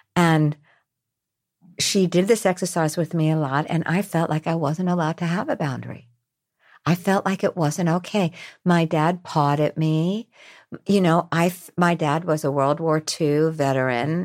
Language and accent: English; New York, United States; I'm from New York.